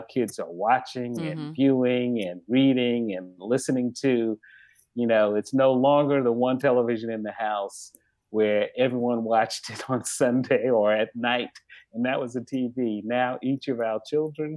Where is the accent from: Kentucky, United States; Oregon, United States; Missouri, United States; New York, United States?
New York, United States; New York City; growing up in Bed-Stuy, there were only a couple stores